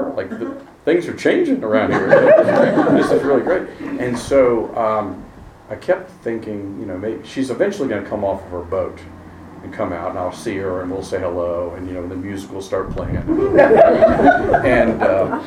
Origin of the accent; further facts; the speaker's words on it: Virginia, United States; I grew up in Virginia, and we spent our summers on Chesapeake Bay